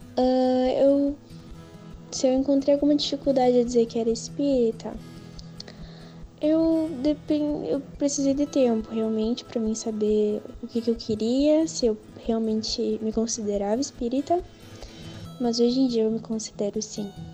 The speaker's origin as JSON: {"language": "Portuguese", "town": "Dom Pedrito", "region": "Rio Grande do Sul", "country": "Brazil", "said": "sou de Dom Pedrito"}